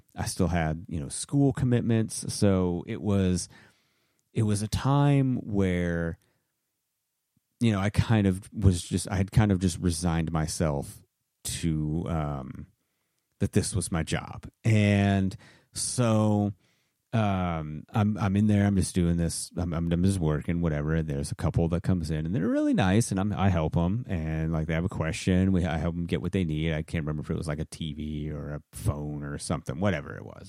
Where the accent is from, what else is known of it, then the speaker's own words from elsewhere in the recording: Maine, United States; moved away; I'm originally from Maine